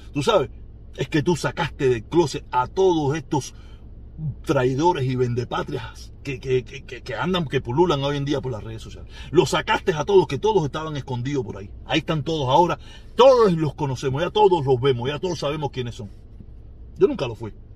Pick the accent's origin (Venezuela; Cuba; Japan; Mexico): Cuba; now in United States